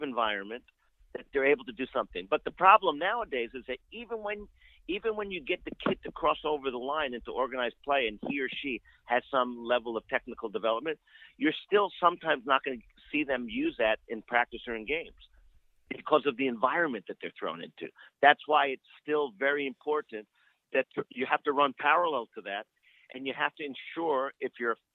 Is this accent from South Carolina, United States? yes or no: no; New York, United States; moved away as an adult; when I grew up in New York